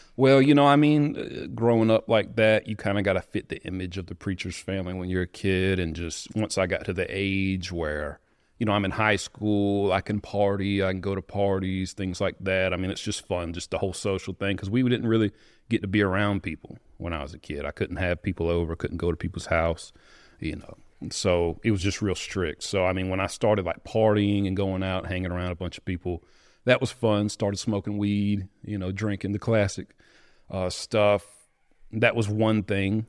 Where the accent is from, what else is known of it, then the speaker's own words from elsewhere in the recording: Greer, South Carolina, United States; I'm from, uh, right by Greenville, South Carolina. It's pretty well known, but a little small town called Greer. Um, growing up, my dad, he was a preacher